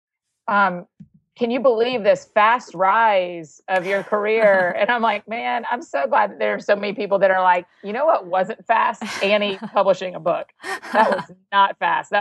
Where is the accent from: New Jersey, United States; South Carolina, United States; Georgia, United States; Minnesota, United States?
Georgia, United States; Marietta; now in Nashville, United States; I'm an author and a speaker based out of Nashville, Tennessee, but I'm originally from Marietta, Georgia